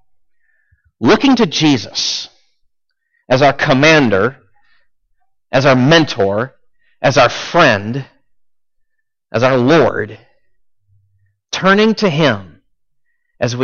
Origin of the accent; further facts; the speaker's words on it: United States; we're Americans. We're American tourists